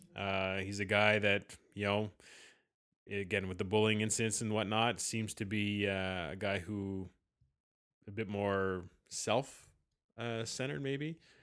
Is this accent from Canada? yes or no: yes; Canada; as every Canadian is